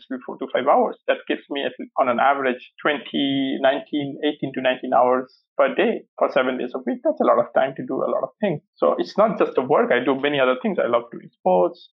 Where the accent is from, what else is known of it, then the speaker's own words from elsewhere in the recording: India; moved away; also born or lived in Cambridge; growing up in India